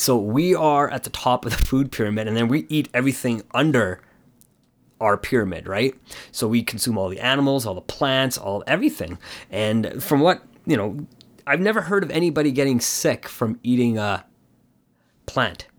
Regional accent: Canada; my parents had moved from, uh, in, Ca, India to Canada, and my, and I was born here in Canada

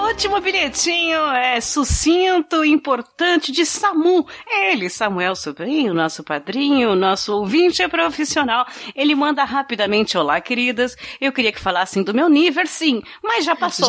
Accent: São Bernardo do Campo, São Paulo, Brazil; Eu não moro em São Paulo, eu sou de São Bernardo.

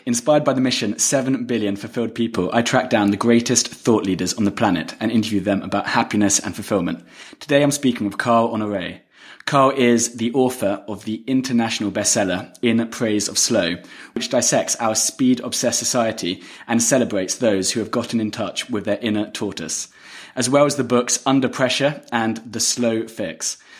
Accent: London, United Kingdom; I'm originally from England. London.

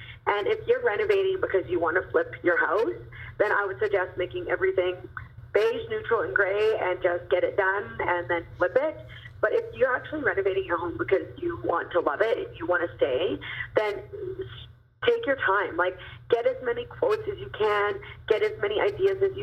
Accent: Kelowna, British Columbia, Canada; in Kelowna, British Columbia, which is really cool because that's my hometown

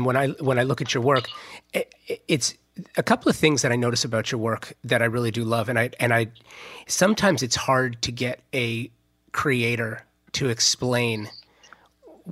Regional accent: Southern California, United States; I was born and raised in Southern California

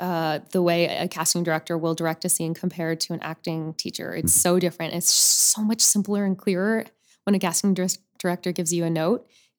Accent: Boca Raton, Florida, United States; also born or lived in Upper Saddle River, New Jersey; I grew up in Florida, mm-hmm. in Boca Raton. Most of my life, I originally was born and raised in Upper Saddle River, New Jersey. But we moved when I was 9 to Florida.

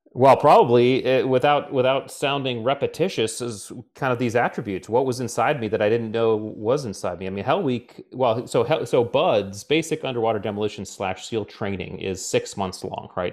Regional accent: Connecticut, United States; I grew up in Connecticut

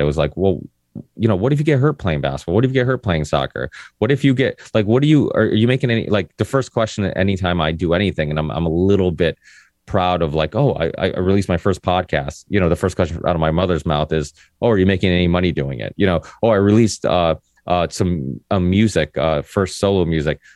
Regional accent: Ludlow, Massachusetts, United States; also born or lived in Portugal; came to America when I was four

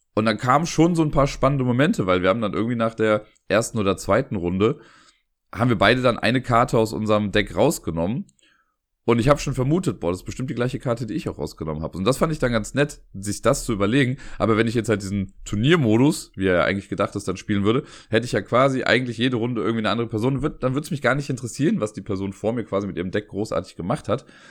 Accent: Cologne, North Rhine-Westphalia, Germany; als Kölner

